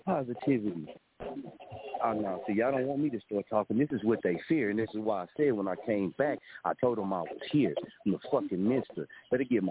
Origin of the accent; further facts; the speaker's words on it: Muskogee, Oklahoma, United States; moved away as an adult; I watch my hometown